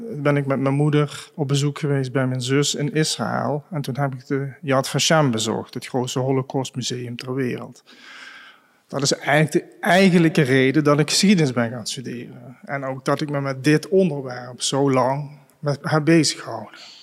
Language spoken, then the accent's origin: Dutch; Grevenbicht, Limburg, Netherlands; Grevenbicht, waar ik geboren ben